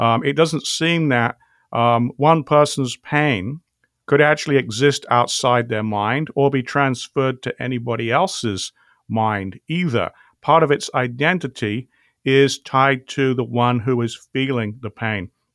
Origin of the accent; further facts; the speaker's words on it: England, United Kingdom; accent: British; I grew up in England